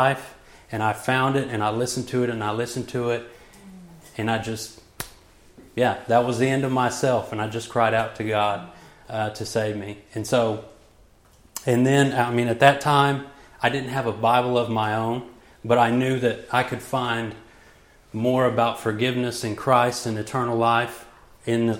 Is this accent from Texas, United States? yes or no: yes; Joshua, Texas, United States; I hail from Joshua, Texas. I was raised there all my life.